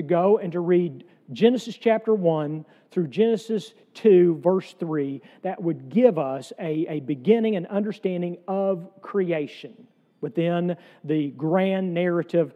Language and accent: English; the South, United States; I am a Southerner